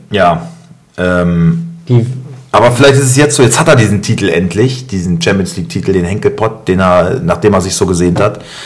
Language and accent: German; Germany; ich bin Deutscher